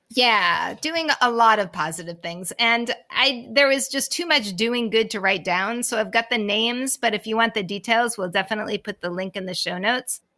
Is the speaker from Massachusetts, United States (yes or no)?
yes; Boston, Massachusetts, United States; as a Bostonian. I'm from